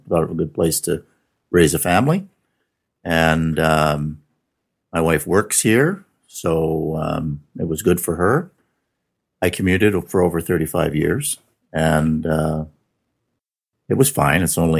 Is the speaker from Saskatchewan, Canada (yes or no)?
yes; Milestone, Saskatchewan, Canada; born or raised there; also born or lived in Regina